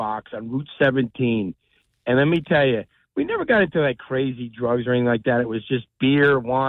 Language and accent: English; Lodi, New Jersey, United States; now in Colts Neck, United States; Back in the 80s, right? I grew up in Lodi.